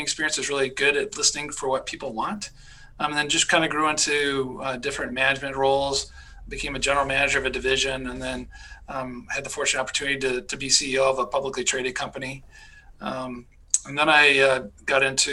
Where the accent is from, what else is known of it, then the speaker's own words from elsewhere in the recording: Michigan, United States; also born or lived in Pennsylvania / North Carolina / California / Georgia; now in Minnesota, United States; I grew up in Michigan